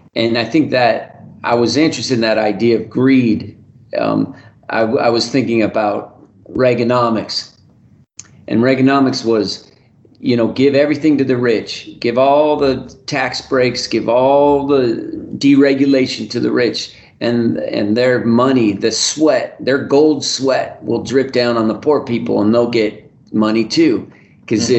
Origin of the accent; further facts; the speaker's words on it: Reno, Nevada, United States; my hometown of Reno